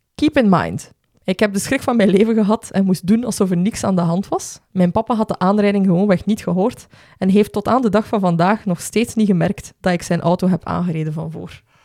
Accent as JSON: {"language": "Dutch", "country": "Belgium", "said": "als Belgen"}